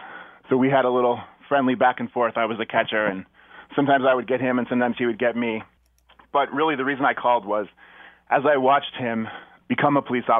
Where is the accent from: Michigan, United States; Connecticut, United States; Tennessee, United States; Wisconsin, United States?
Connecticut, United States; Hartford; I'm also a Hartford guy. I grew up in Hartford just like Dave.